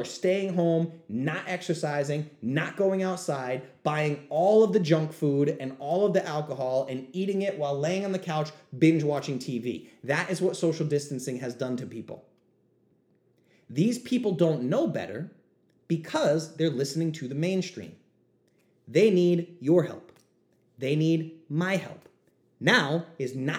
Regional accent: New England, United States; I'm from New England. We say bust balls

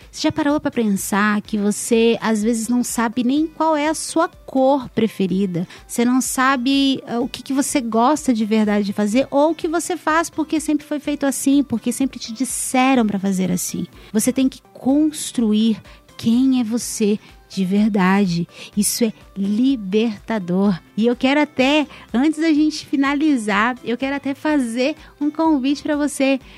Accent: São Paulo, Brazil; Eu, eu sou de São Paulo

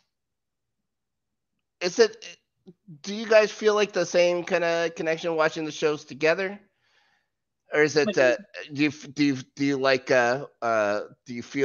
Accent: Canada; as a Canadian citizen

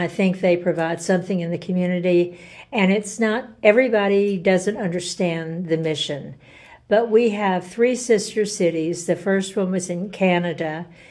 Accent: McKenzie, Tennessee, United States; moved away as an adult; also born or lived in California; now in Franklin, United States; Well, I'm from McKenzie, Tennessee, a very small town in West Tennessee, only about 5,000 people. And I grew up there, basically. But I went on to move to California.

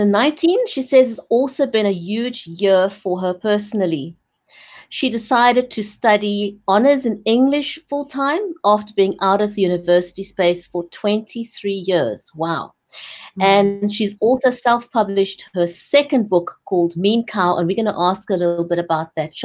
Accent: Cape Town, Western Cape, South Africa; my hometown, Cape Town in South Africa

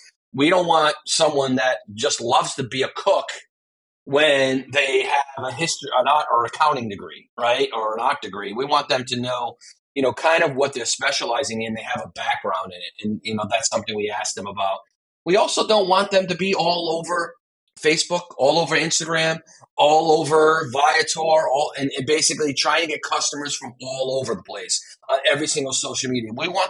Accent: Veneto, Italy; born there; now in Naples, Italy; I was born in Veneto, but now I live in Naples for the last 6 years.

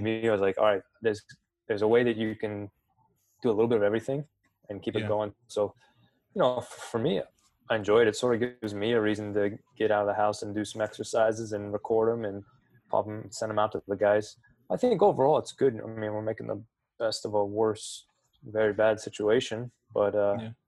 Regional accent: 45 minutes from LeBron James High School, Ohio, United States; I grew up 45 minutes from LeBron James High School

